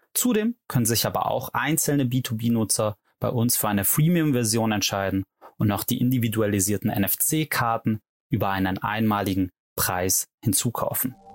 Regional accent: Stuttgart, Baden-Württemberg, Germany; Gegründet habe ich Lemon mit meiner Mitgründerin Anna Lörzer in Stuttgart, wo ich auch herkomme

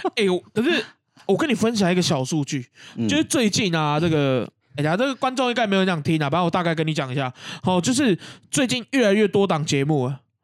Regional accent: Keelung, Taiwan; 因为大家都知道我基隆人嘛

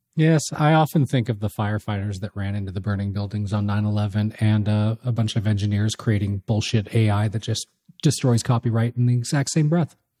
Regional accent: California, United States; now in Toronto, Canada; I grew up in California

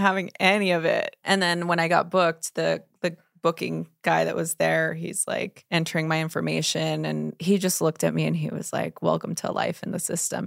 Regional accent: Los Angeles, California, United States; I grew up in East L

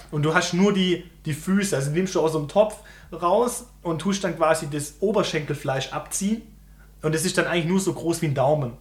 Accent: Germany; wenn wir als Deutsche

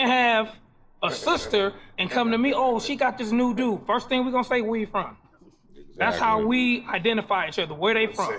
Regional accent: Compton, California, United States; I'm from Compton.

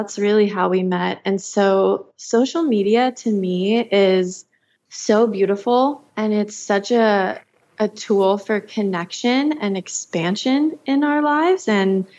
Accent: Georgia, United States; I grew up in the South in Georgia

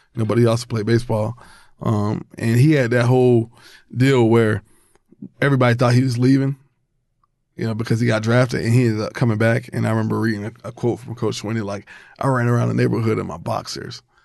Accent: Albany, Georgia, United States; I was born in Albany, Georgia

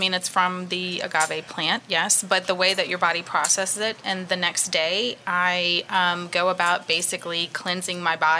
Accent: New Orleans, Louisiana, United States; I'm from New Orleans, I like to indulge, I like to go out, I like to have a good time

